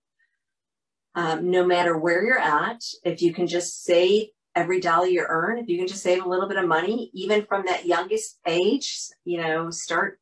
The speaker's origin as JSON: {"language": "English", "town": "Syracuse", "region": "New York", "country": "United States", "tie": "born or raised there", "said": "I'm from Syracuse"}